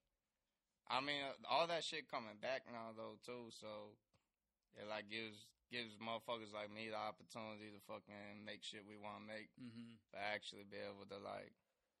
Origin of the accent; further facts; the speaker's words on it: Texas, United States; I grew up in Texas pretty much